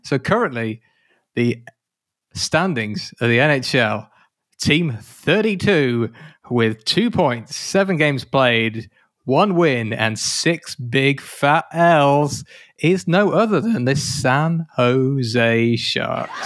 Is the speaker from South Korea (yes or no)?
no; United Kingdom; I'm British